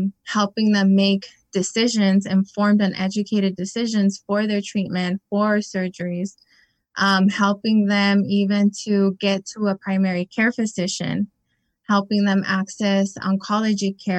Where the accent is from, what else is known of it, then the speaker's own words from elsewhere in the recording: Imperial Valley, California, United States; I was born and raised here in the Valley. I'm originally from Hopeville.